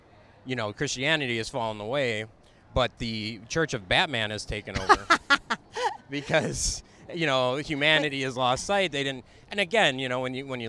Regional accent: Chicago, Illinois, United States; when I grew up in Chicago

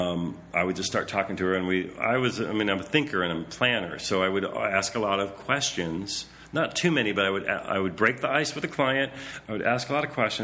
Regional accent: Michigan, United States; born or raised there

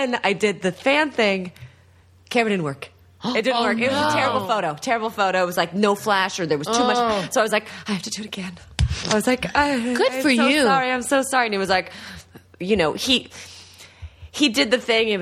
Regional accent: the Bay Area, California, United States; I'm from the Bay Area

